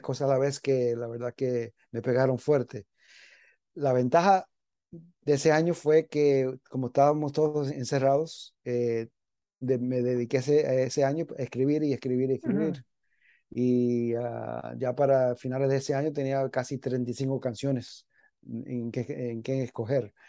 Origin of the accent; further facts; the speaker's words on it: New York, United States; moved away as an adult; also born or lived in Miami, Florida; yo me crié en Nueva York